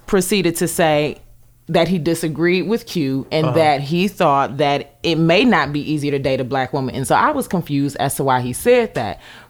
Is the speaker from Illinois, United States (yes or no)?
no; Cleveland, Ohio, United States; No, I'm from Ohio, Cleveland.